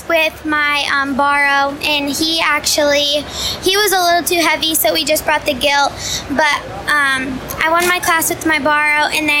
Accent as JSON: {"language": "English", "region": "Iowa", "country": "United States", "also_born_or_lived": "Michigan", "said": "Yeah, I'm from Ringgold County."}